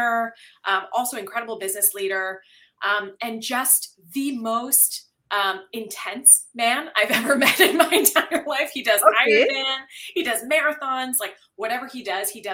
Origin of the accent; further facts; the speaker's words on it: Ridgewood, New Jersey, United States; now in Canada; when I was like 6 or 7, my family and I had moved to a new town in Ridgewood, New Jersey